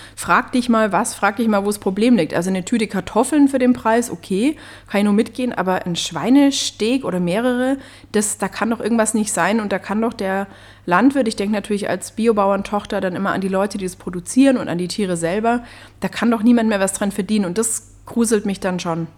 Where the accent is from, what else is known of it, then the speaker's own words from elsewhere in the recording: Upper Swabia, Baden-Württemberg, Germany; ich komme aus Oberschwaben